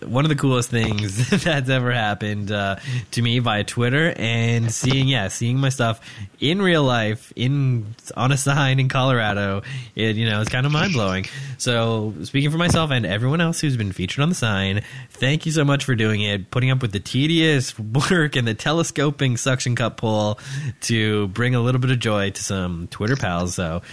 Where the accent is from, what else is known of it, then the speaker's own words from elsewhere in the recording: Canada; being Canadian